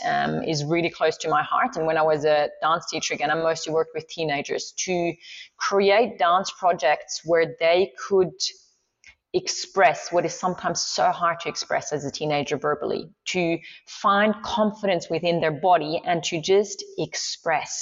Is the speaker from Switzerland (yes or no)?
yes; Swiss Alps, Switzerland; first language Swiss German; English is a second language; now in Australia; I grew up in the Swiss Alps